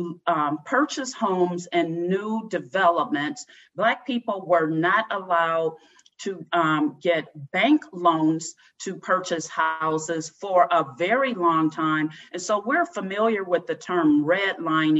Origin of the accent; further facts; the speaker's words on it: Cleveland, Ohio, United States; moved away as an adult; now in Tacoma, United States; Growing up in Cleveland was a very segregated experience